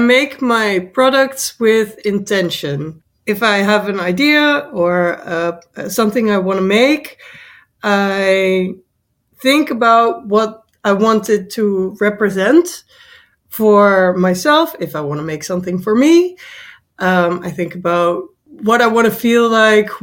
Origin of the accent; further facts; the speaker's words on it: Netherlands; I am from the Netherlands.